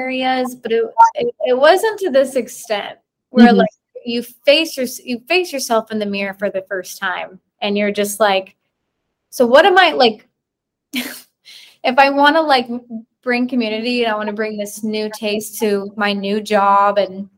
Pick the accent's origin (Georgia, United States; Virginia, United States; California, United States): Georgia, United States; born or raised there; moved away as an adult; now in Chattanooga, United States